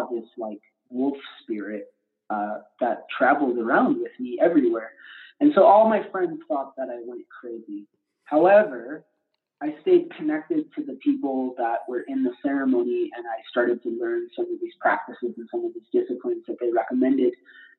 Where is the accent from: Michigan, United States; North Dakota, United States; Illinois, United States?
Michigan, United States; Detroit; I grew up in the Detroit area